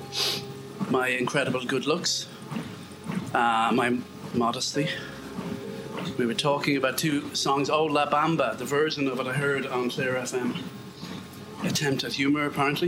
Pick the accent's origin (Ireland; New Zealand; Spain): Ireland; Galway, Connacht; I was never accepted in my hometown of Galway because I didn't have an authentic West of Ireland accent.